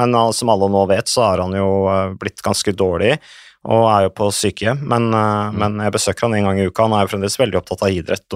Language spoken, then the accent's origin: Norwegian; Vikersund, Buskerud, Norway; Det var i 77, det året jeg ble født, og da, så jeg er jo vokst opp på landet. Mm. Uh, rett i nærheten av Modum Bad